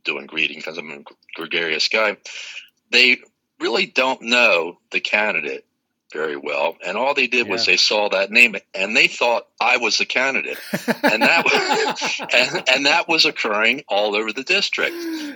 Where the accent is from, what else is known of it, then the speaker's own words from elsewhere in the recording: Dover, Delaware, United States; my hometown in Dover